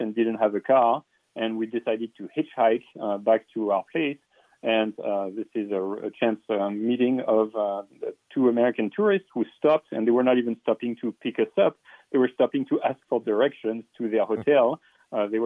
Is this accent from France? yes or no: yes; France; moved away; I grew up in France